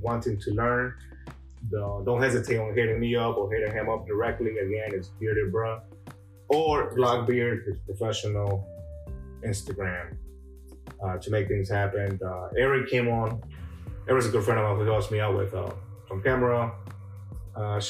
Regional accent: El Salvador; moved away; Growing up in El Salvador

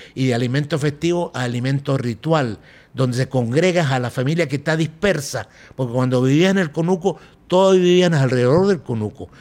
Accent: Venezuela; antes de ser venezolanos ya comíamos ayaca

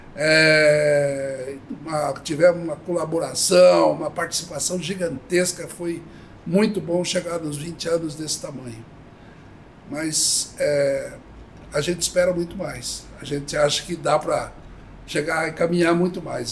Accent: Avaré, São Paulo, Brazil; moved away as an adult; also born or lived in Bauru; eu nasci em São Paulo e fui muito criança para Varé, meus pais foram para Varé. E em Avaré eu cresci

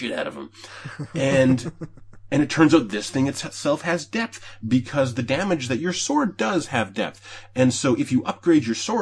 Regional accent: Canada; I'm from Canada. I live in Canada.

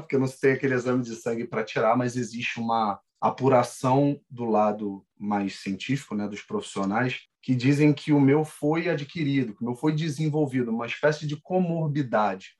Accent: Rio de Janeiro, Brazil; sou natural do Rio de Janeiro

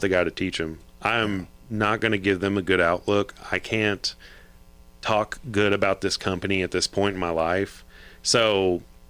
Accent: Fort Worth, Texas, United States; also born or lived in San Antonio; I grew up in Fort Worth.

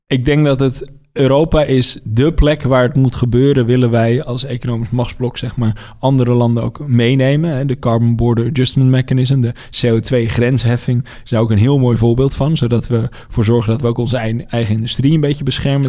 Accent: Netherlands; ik ben in Nederland geboren.

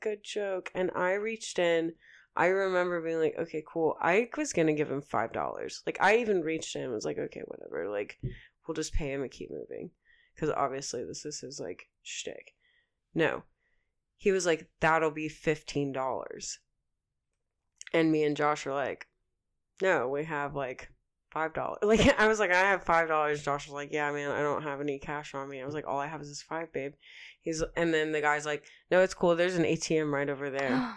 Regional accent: Oklahoma, United States; moved away; also born or lived in Colorado; I was from Oklahoma

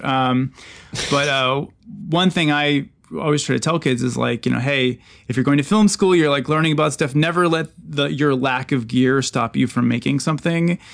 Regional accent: Eau Claire, Wisconsin, United States; I'm from Eau Claire, Wisconsin

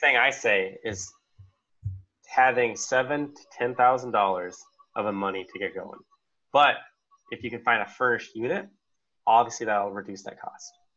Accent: Arizona, United States; I'm from Arizona, so I already knew the cool places to stay at.

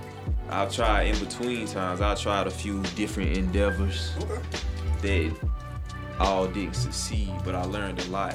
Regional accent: Belton, South Carolina, United States; I'm from the country. Okay. I'm from Belton, South Carolina.

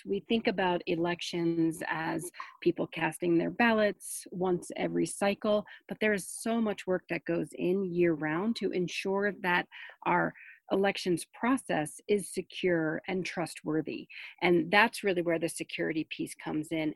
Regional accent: New Jersey, United States; I grew up in New Jersey as, you know, as part of a Jewish family

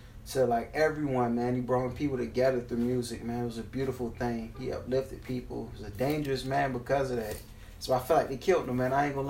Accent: Savannah, Georgia, United States; Born and raised in Savannah

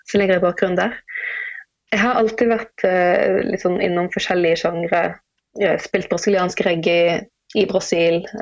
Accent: Bergen, Vestland, Norway; Det er der jeg kommer fra, selv om dialekten min den, den fyker jo alle veier. Jeg har ingen fast dialekt lenger.

